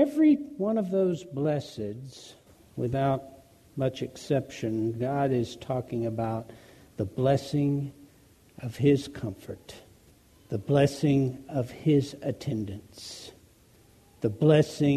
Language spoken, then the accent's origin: English; United States; we as Americans, particularly as American Christians